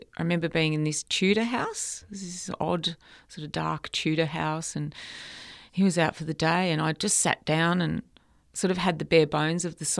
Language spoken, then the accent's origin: English; Melbourne, Victoria, Australia; I wasn't in my hometown of Melbourne